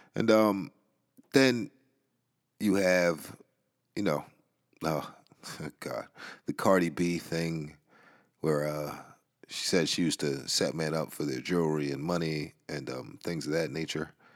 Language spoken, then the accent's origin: English; New York City, New York, United States; I'm from the Bronx, and, uh, I grew up in a certain environment